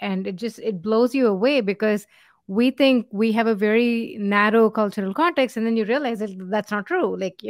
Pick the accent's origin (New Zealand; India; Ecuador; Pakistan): India; moved away; we come from India